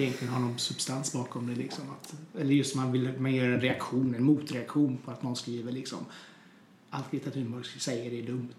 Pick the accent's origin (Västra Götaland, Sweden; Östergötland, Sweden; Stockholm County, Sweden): Västra Götaland, Sweden; Hunnebostrand; moved away; also born or lived in Trollhättan; Jag är från Hunnebostrand från början